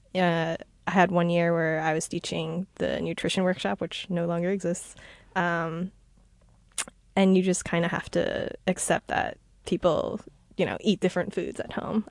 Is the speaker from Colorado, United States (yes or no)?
no; New York City, New York, United States; I am from New York